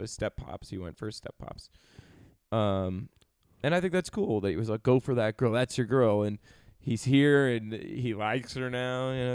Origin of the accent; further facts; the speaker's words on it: Connecticut, United States; my hometown